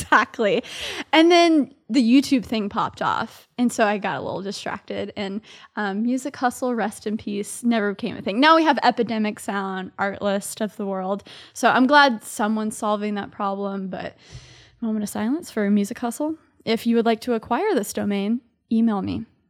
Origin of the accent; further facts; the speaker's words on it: Dallas, Texas, United States; moved away as an adult; now in New York City, United States; I grew up in Dallas, Texas, so I'm a Southerner living here in New York City.